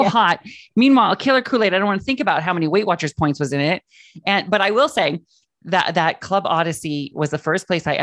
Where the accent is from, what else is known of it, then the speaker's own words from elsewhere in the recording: Washington, United States; moved away; I grew up in Washington State, right under British Columbia